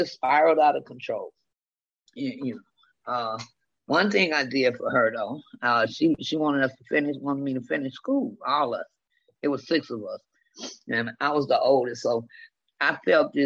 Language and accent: English; Detroit, Michigan, United States; I was raised in the Jeffrey Projects of Detroit, Michigan.